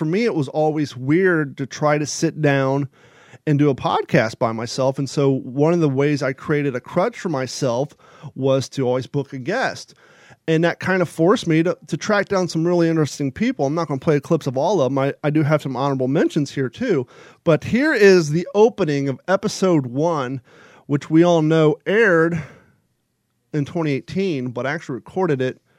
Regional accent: Kentucky, United States; also born or lived in Ohio / California; before living in here, I lived in California, but just because I grew up in Kentucky and Ohio, it's still weird to me to have Christmas without the cold, cold weather

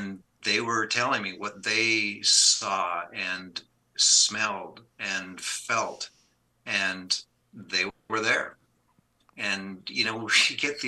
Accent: Canada; I grew up in Canada

